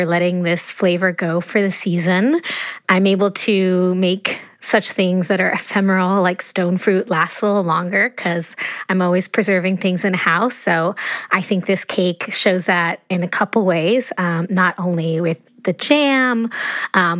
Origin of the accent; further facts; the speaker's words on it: Ecuador; moved away; I grew up in Ecuador